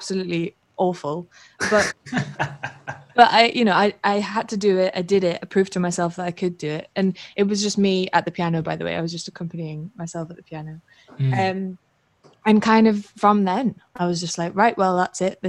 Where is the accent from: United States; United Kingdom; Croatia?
United Kingdom; Newcastle upon Tyne, North East England; I'm from Newcastle, north of England. And that's kind of where I started out